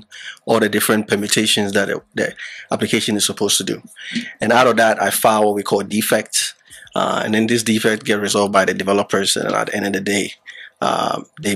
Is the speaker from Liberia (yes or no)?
yes; Liberia; moved away; also born or lived in Ghana; I was born in Liberia, but my parents were from Ghana